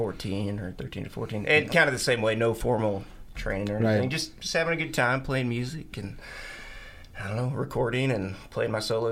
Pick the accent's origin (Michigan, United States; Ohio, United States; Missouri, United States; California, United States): Missouri, United States; Columbia; I'm from Columbia.